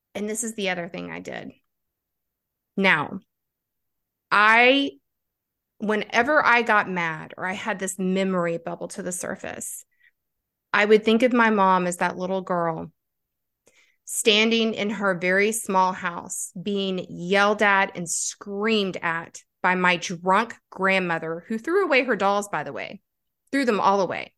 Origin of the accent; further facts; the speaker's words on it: North Carolina, United States; also born or lived in Kentucky; We took off to North Carolina when I was eight years old